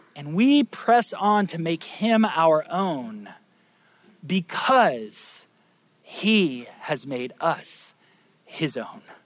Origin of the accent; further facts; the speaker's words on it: Lake County, Florida, United States; I grew up in Lake County, Florida